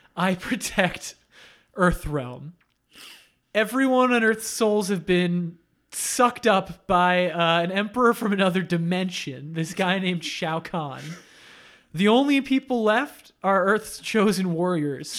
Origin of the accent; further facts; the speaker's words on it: Coral Springs, Florida, United States; my hometown of Coral Springs